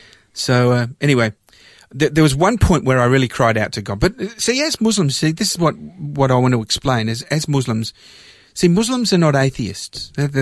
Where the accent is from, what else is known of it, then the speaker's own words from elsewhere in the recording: Melbourne, Victoria, Australia; also born or lived in London / Cyprus (parents); in 1967, I was 7 years old, and our family immigrated to Australia, and we landed in Melbourne, and I grew up in Australia